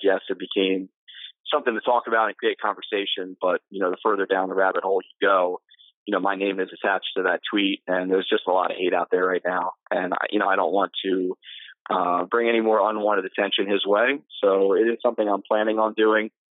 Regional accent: Ocean City, New Jersey, United States; I grew up in Ocean City, uh, graduated from high school there, went on to college at the College of New Jersey

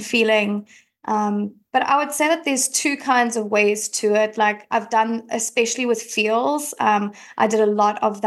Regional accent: Cape Town, Western Cape, South Africa; as you can probably hear, I'm from South Africa, I'm from Cape Town

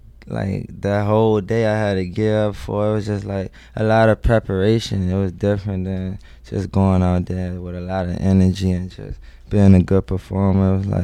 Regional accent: Washington, District of Columbia, United States; Southeast D.C.

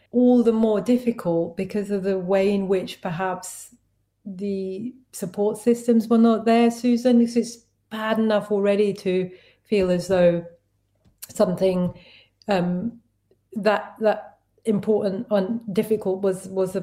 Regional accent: London, United Kingdom; I grew up in East London in Tower Hamlets

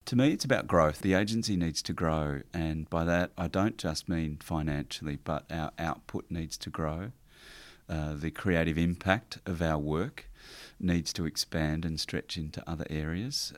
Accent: Warrnambool, Victoria, Australia; also born or lived in Ararat; I was born in Victoria, country Victoria, down the south coast, uh, in Warrnambool. And, uh, so grew up around there and moved to Ararat

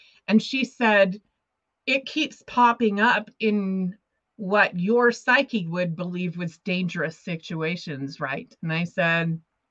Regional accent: Montana, United States; moved away as an adult; also born or lived in Los Angeles, United States; I had to move back to Montana, my hometown

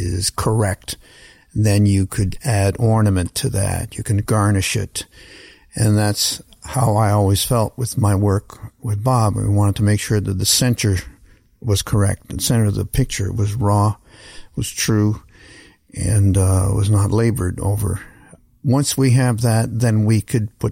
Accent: Canada; moved away as an adult; also born or lived in New Orleans; as a Canadian kid, especially at that time before the internet

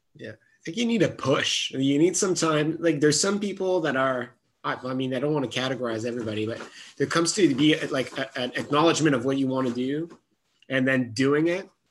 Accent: Gatineau, Quebec, Canada; first language French; English is a second language; I'm born and raised in Gatineau on the other Quebec side of the Ottawa Gatineau region.

